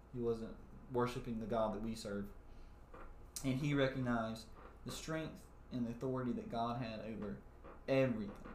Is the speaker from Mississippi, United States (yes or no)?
yes; South Mississippi, United States; we are from South Mississippi